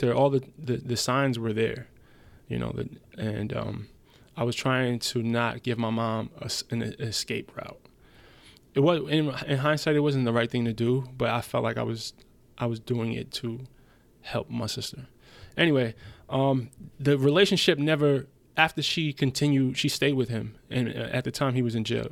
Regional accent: United States; English is a second language; also born or lived in Germany; I moved back to America with my mom when I was seven.

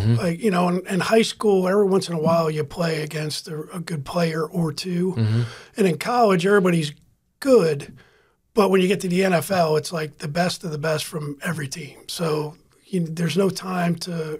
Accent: New Jersey, United States; moved away as an adult; also born or lived in Pittsburgh, Pennsylvania / Miami, Florida / Tampa, Florida; now in Madeira Beach, United States; I grew up in New Jersey

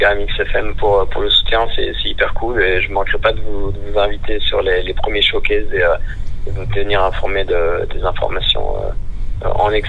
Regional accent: Belgium; même si moi je suis belge, le nom est français

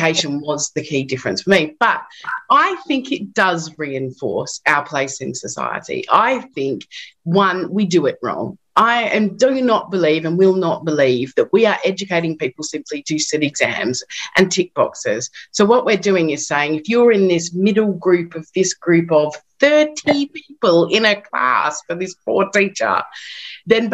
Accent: Perth, Western Australia, Australia; moved away as an adult; also born or lived in London, United Kingdom; now in United Kingdom; I come from Perth, Western Australia originally, and I came to London.

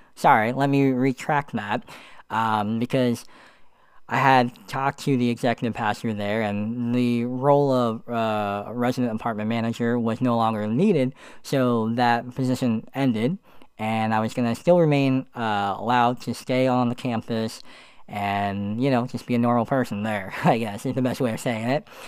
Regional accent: Allentown, Pennsylvania, United States; moved away as an adult; also born or lived in Florida; My hometown is Allentown, Pennsylvania

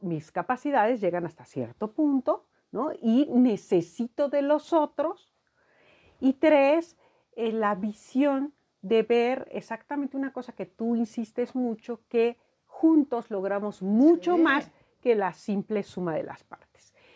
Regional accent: Mexico; nuestra propia cultura como mexicanos

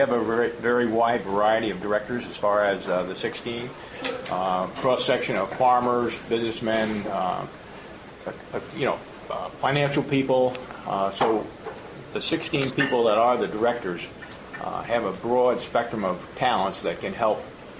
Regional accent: Rhinebeck, New York, United States; I was born on Mulberry Street, which is about a block up from the fair. Lived there all my life. I live a little bit out of town now, but I can still hear the fair from where I live during the fair.

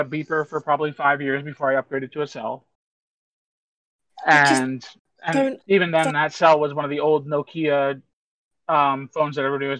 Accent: United States; I'm using American format numbers here because that's what I grew up with.

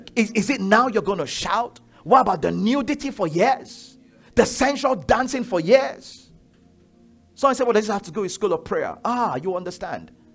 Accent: Nigeria; I'm Yoruba, I'm Nigerian

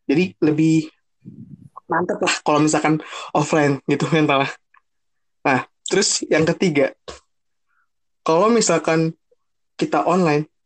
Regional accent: Jakarta, Indonesia; karena gue notabene gue orang Jakarta dan kita kampus di Bogor

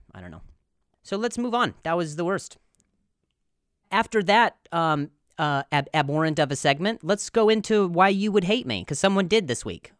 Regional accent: Midwest, United States; moved away; I'm from the Midwest

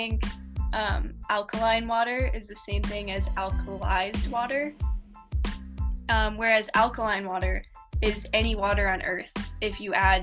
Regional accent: New Orleans, Louisiana, United States; moved away as an adult; also born or lived in California; now in Boulder, United States; I'm actually from New Orleans

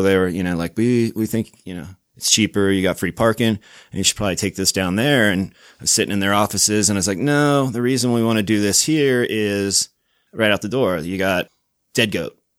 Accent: Virginia Beach, Virginia, United States; moved away as an adult; also born or lived in Pittsburgh / Richmond, Virginia; now in Salt Lake City, United States; I was born in Pittsburgh, grew up in Virginia Beach, and then lived in Richmond, Virginia for a while

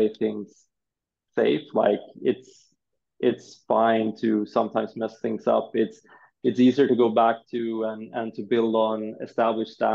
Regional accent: Sweden; I'm born and raised in Sweden

